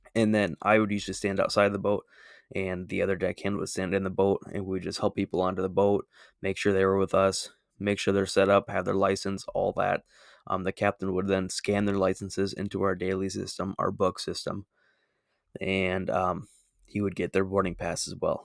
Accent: Minnesota, United States; I'm from Minnesota

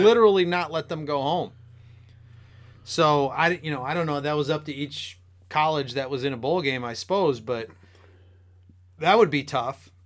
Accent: Michigan, United States; being from Michigan

